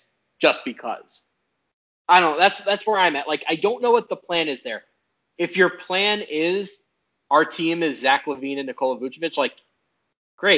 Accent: New York, United States; I grew up in New York

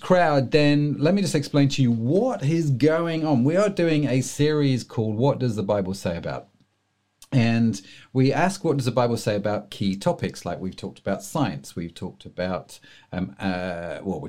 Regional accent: England, United Kingdom; being English

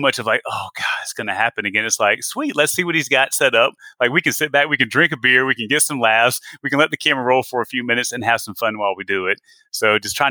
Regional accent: South Carolina, United States; moved away as an adult; also born or lived in Atlanta, Georgia / Texas; I'm born and raised in South Carolina

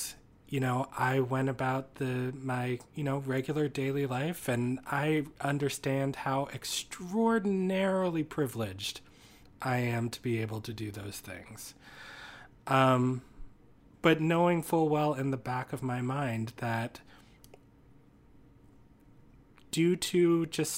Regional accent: Washington, D.C. or New York City, East Coast, United States; moved away as an adult; now in Minneapolis, United States; I grew up on the East Coast. Spent most of my childhood and 20s in either Washington, D.C. or New York City

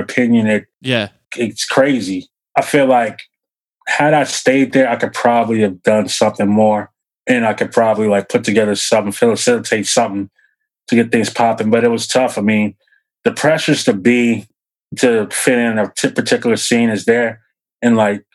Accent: Nashville, Tennessee, United States; born or raised there

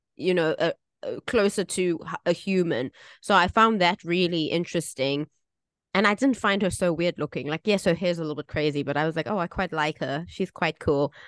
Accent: South Africa; now in Taiwan; I grew up in South Africa.

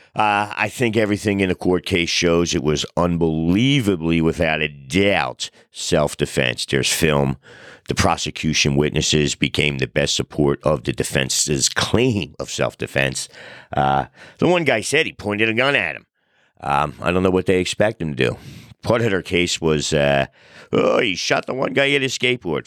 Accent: United States; I'm an American of Italian descent

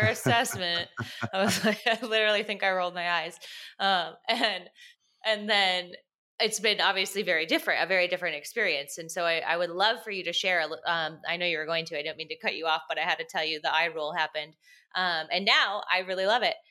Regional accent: Minneapolis, Minnesota, United States; I'm from Minneapolis.

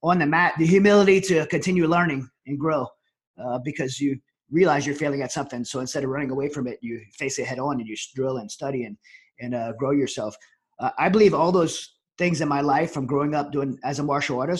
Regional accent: Southern Louisiana, United States; now in Prescott, United States; I grew up in Southern Louisiana

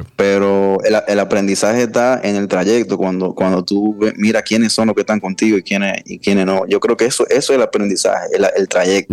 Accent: Dominican Republic; es mi país

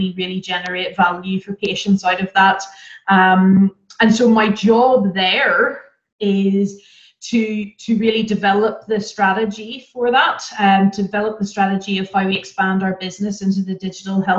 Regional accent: Ireland; moved away as an adult; now in Germany; So I'm Irish and I have had the pleasure of living in several different countries as I've moved around with my career

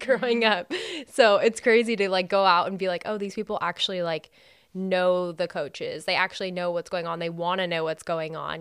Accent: California, United States; moved away; I'm from California

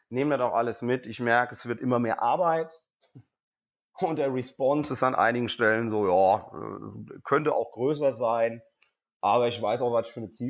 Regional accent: Cologne, North Rhine-Westphalia, Germany; Ich so, nee, ich komme aus Köln.

